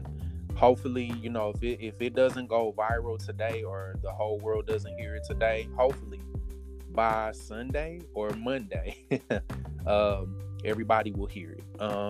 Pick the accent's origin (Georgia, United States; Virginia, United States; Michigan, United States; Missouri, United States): Missouri, United States; Kansas City; moved away as an adult; now in Houston, United States; I am originally from Kansas City, Missouri, born and raised. Relocated to Houston a few years ago, not for job purposes, but I'm an ordained minister.